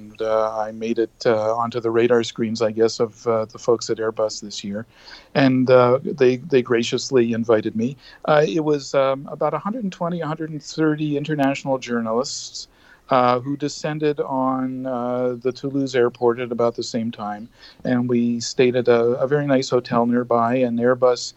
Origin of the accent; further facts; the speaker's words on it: Canada; as a Canadian aviation journalist and a proud Canadian and as well a Canadian taxpayer